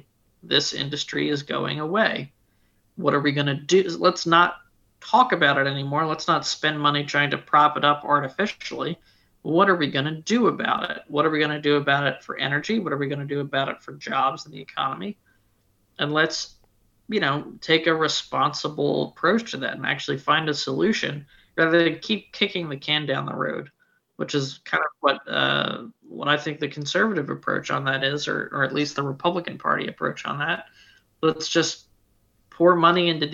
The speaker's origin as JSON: {"language": "English", "region": "Pennsylvania", "country": "United States", "said": "I come from Pennsylvania"}